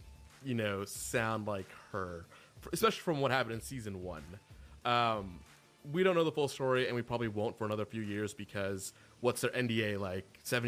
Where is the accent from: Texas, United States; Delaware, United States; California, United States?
Texas, United States; Houston; I'm from Houston.